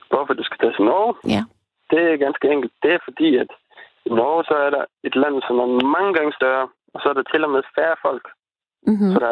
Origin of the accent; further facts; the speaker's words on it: Tønder, Southern Denmark, Denmark; Jeg kommer fra Tønder.